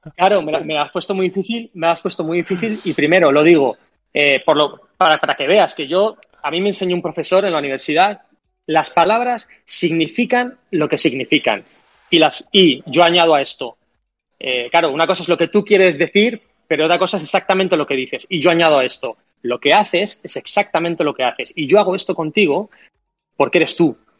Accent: Madrid, Community of Madrid, Spain; yo soy de Madrid

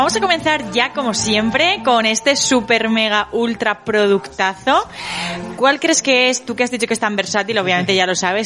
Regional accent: Galicia, Spain; yo como buena gallega

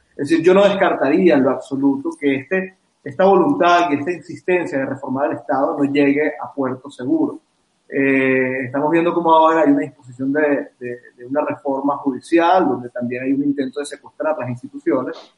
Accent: Venezuela; fuimos los venezolanos

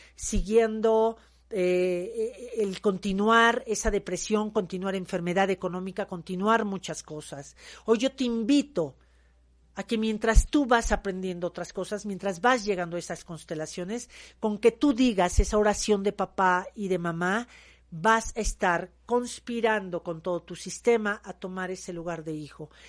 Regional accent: Mexico; soy una mujer mexicana

